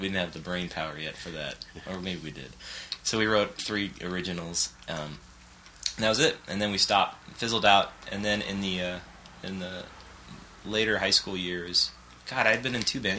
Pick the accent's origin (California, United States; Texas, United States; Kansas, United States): California, United States; Los Angeles; I grew up in West Side and um, of Los Angeles